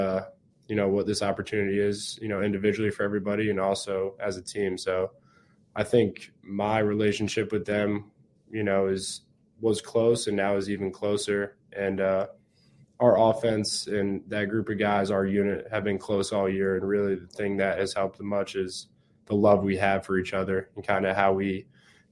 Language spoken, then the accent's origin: English; New Jersey, United States; moved away as an adult; growing up in Jersey